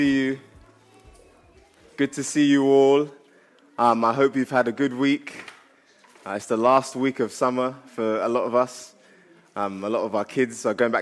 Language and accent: English; Ghana; I'm from Ghana. And because I'm from Ghana, we have two weddings